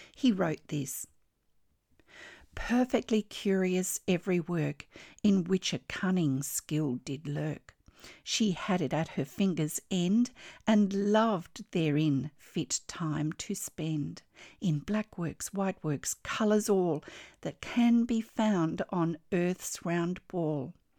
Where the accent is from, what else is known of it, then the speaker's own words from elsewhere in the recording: Australia; I'm an Australian textile artist